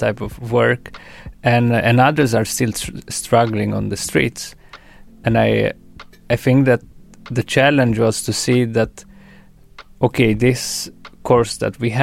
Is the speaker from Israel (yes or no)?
no; Romania; moved away; I was from Romania.